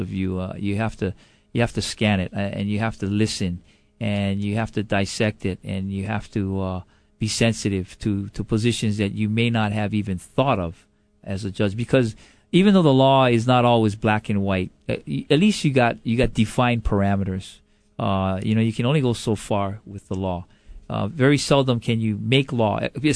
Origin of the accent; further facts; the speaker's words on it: Honolulu, Hawaii, United States; also born or lived in Stockton, California; Right here in Honolulu.